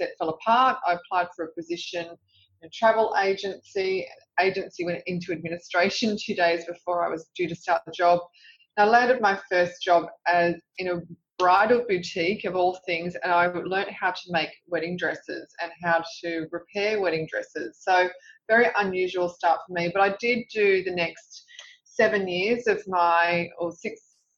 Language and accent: English; Sydney, New South Wales, Australia; I grew up in Revesby Heights, which is a suburb in southwest Sydney